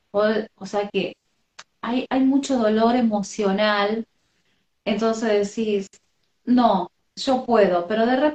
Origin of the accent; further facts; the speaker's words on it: Argentina; Hola. Soy de Argentina.